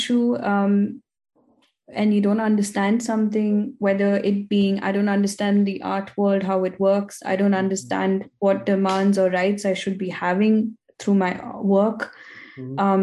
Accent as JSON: {"language": "English", "country": "India", "moved": "yes", "lives_now": "Vienna, Austria", "said": "as an Indian woman"}